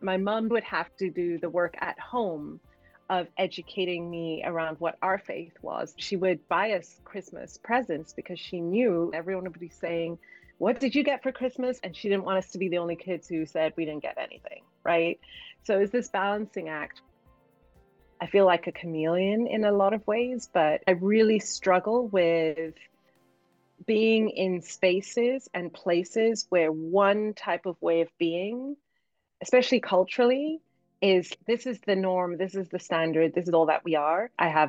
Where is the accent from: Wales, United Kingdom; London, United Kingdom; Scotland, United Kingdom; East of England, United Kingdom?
Wales, United Kingdom; Cardiff; Growing up in Cardiff in Wales, I remember being at school and being one of the only Black kids, as well as definitely the only Muslim kid, because my parents sent us to Roman Catholic school.